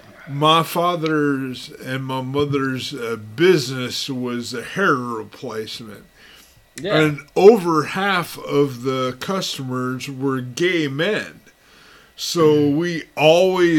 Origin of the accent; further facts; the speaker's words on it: Los Angeles, California, United States; moved away; also born or lived in Texas / Duncanville, Texas; My parents' best friends and all my friends growing up in Los Angeles were Mexican